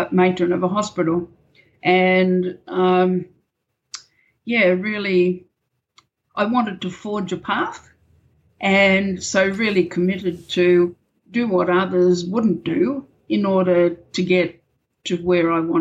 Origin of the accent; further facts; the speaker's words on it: Camden, New South Wales, Australia; moved away as an adult; also born or lived in New Zealand; I grew up in a little country town in New South Wales called Camden